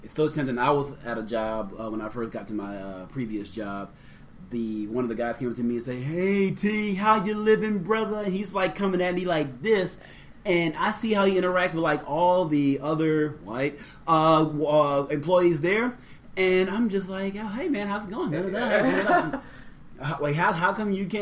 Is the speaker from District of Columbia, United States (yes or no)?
no; New Orleans, Louisiana, United States; also born or lived in Maine; growing up in New Orleans